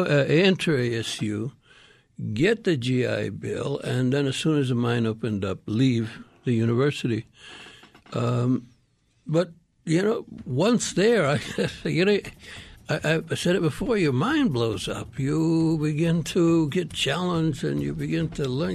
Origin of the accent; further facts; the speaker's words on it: Miami, Arizona, United States; also born or lived in Sinaloa, Mexico; my memories are Miami, Arizona, and, uh, and, uh, a very, very rural rancheria in, uh, Sinaloa, Mexico. That's, that's my childhood